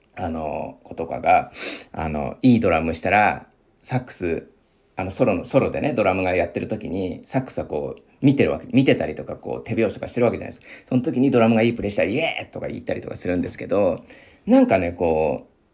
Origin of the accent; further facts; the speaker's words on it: Miyagi, Japan; accent: Sendai dialect; moved away; 宮城出身で、もう仙台弁というか、まあ、出てくるまでは普通に使ってたというか、まあ、浴びて、あの、両親とかね、あの同級生とか、まあ先生とかのね、方言を浴びて育ってきた